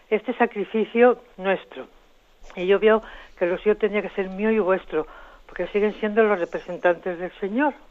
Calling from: Madrid, Community of Madrid, Spain; de Madrid.

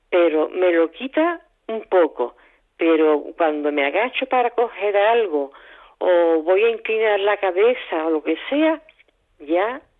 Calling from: Barcelona, Catalonia, Spain; Hola Mónica … de Barcelona.

